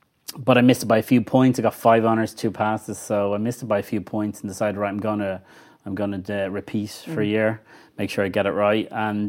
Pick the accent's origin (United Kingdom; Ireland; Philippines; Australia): Ireland; Clonshaugh, Leinster; also born or lived in Glasnevin; Well, I grew up in Clonshock when I was in primary. Then went to Joey's in Fairview. We moved to Glasnevin probably when I was about 12 or 13.